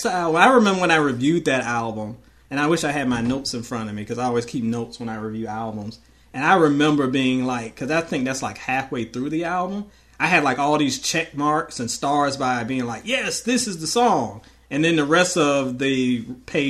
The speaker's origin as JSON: {"language": "English", "town": "Portsmouth", "region": "Virginia", "country": "United States", "tie": "born or raised there", "also_born_or_lived": "Louisville, Kentucky", "moved": "yes", "said": "I am from Virginia. I am from the hometown of …"}